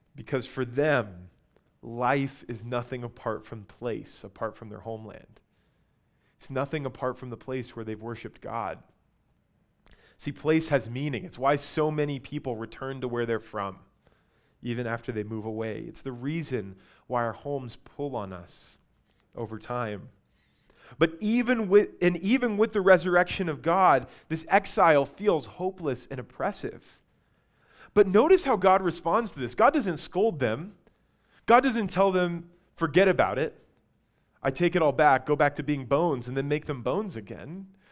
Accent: Albuquerque, New Mexico, United States; I grew up in Albuquerque

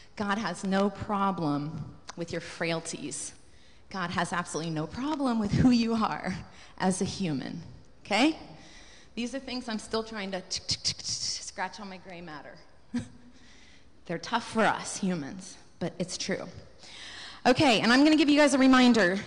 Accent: United States; to be an American

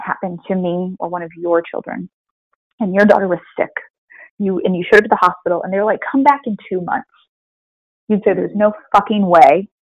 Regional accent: Springfield, Missouri, United States; moved away as an adult; also born or lived in Louisiana; moving to Missouri and Springfield, Missouri

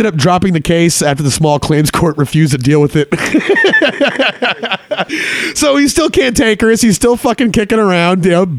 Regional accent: Texas, United States; I'm a big fan of state of Texas. I love my home state

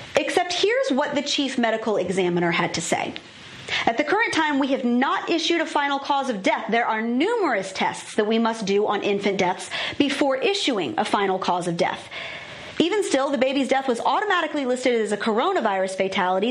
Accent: Virginia, United States; my home state of Virginia

